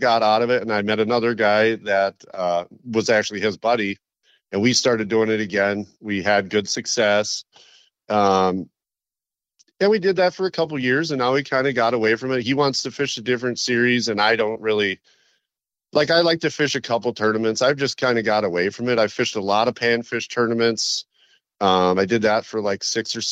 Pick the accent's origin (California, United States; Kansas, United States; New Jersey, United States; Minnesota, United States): Minnesota, United States; Willmar; also born or lived in Victoria, Minnesota; I grew up out in Wilmer, Minnesota, which is kind of a more rural town